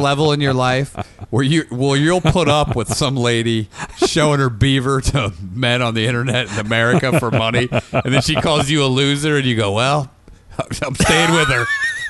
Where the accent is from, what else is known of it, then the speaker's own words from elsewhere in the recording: Indiana, United States; moved away; growing up in Indiana